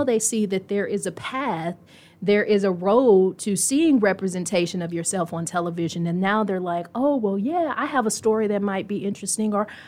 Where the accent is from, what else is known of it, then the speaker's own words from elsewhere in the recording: Texas, United States; also born or lived in Indianapolis; And so I grew up mainly in Texas, but would hit rough patches with family and would end up moving back here with family who also lived here.